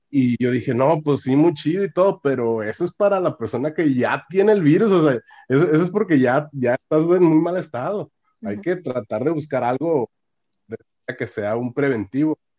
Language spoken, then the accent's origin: Spanish; Monclova, Coahuila, Mexico; moved away as an adult; also born or lived in Oaxaca / Monterrey, Nuevo León; now in Canada; soy de Oaxaca, pero me crecí en el norte, en Monclova, Coahuila